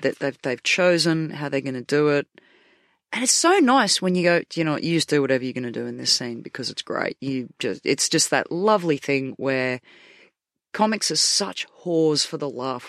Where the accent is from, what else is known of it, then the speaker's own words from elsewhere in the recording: Australia; moved away as an adult; now in United Kingdom; in my hometown